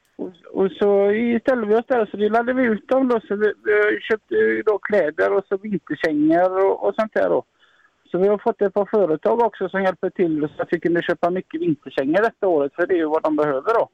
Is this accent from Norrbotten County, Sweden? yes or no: no; Gothenburg, Västra Götaland, Sweden; vi är ju från Göteborg och vi bor på hotell i Göteborg